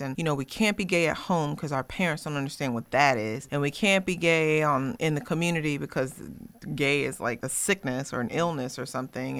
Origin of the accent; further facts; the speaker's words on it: Smithville, Virginia, United States; I grew up in Smithville, Virginia